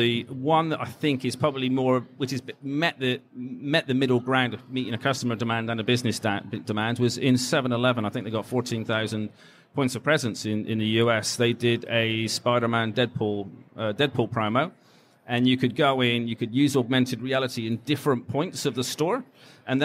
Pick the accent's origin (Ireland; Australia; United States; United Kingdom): United Kingdom; England; I'm English